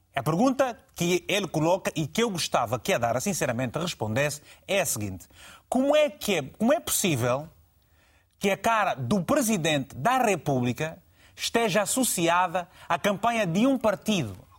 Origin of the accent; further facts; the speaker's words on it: Angola; na minha terra, em, em, Angola